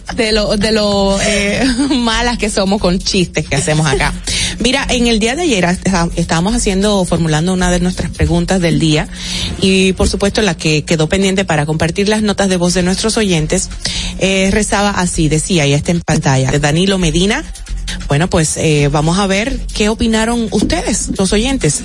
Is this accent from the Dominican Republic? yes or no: yes; Dominican Republic; como dominicanos